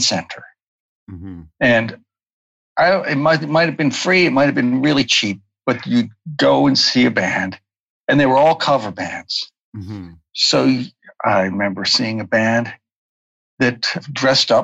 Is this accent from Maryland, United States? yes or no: yes; Baltimore, Maryland, United States; I grew up in Baltimore, in the suburbs of Baltimore